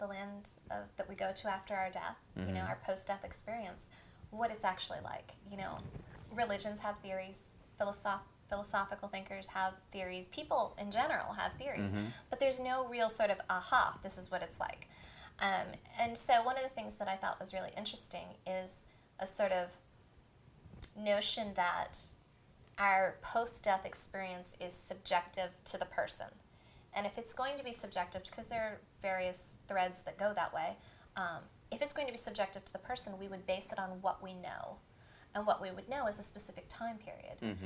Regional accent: Pennsylvania, United States; moved away; I come from Pennsylvania, where it is. You know, I've been late for school because of cow crossing

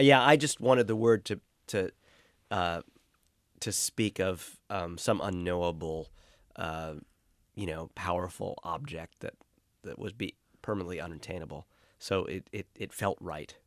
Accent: New York City, New York, United States; Growing up in Brooklyn

